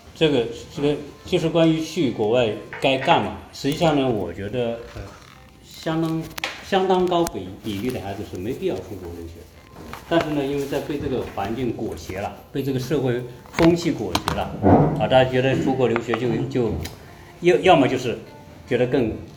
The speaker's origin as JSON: {"language": "Chinese", "country": "China", "said": "我们中国人"}